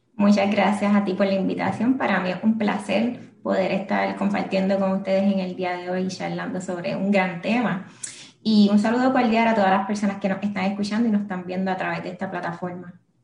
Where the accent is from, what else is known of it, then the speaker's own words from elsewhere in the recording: Guaynabo, Puerto Rico; now in San Juan, Puerto Rico; mi infancia, pues, la crecí en, la viví en Guaynao